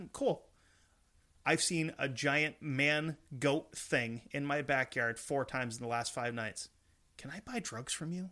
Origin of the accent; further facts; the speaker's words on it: Vermont, United States; we're from Vermont